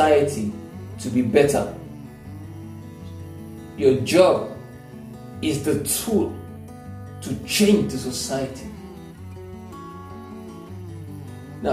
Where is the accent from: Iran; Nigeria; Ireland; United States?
Nigeria; I'm a Nigerian